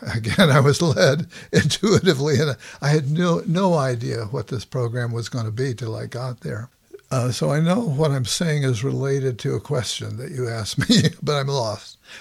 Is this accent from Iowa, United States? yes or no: no; Los Angeles, California, United States; now in Bay Area, United States; I grew up in Los Angeles